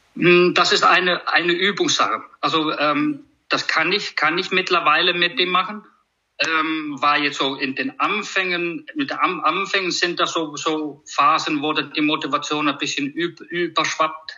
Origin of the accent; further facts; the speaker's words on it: Iceland; German is a second language; moved away as an adult; now in Germany; Ich komme aus, aus Island